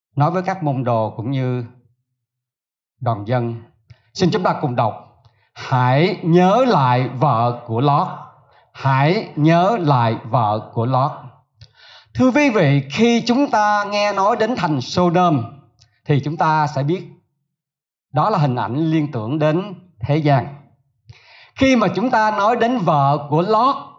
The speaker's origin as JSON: {"language": "Vietnamese", "region": "Southern Vietnam", "country": "Vietnam", "said": "tôi là người miền Nam"}